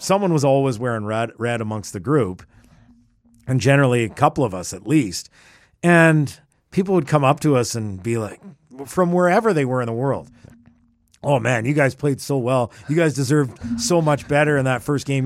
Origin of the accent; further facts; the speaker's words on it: Edmonton, Alberta, Canada; I grew up in Edmonton